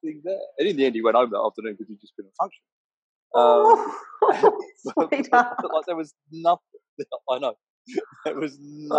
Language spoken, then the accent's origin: English; England, United Kingdom; I'm English